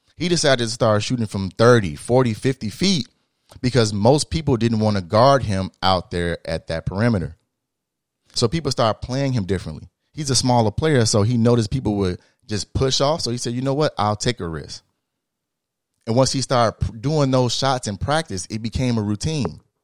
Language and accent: English; Illinois, United States; I'm from the Midwest, we from Illinois